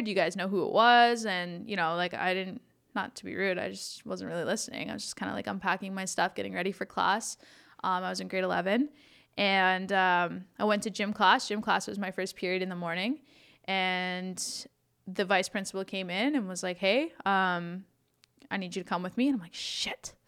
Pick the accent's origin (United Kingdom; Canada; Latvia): Canada; Listowel, Ontario; also born or lived in Arthur, Ontario / Palmerston, Ontario; now in Toronto, Canada; I grew up in Listowel